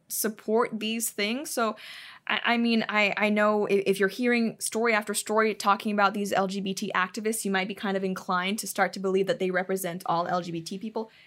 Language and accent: English; Hong Kong; moved away as an adult; now in United States; I didn't grow up in the U S. I didn't grow up really, um, with too much American culture. I grew up in Asia.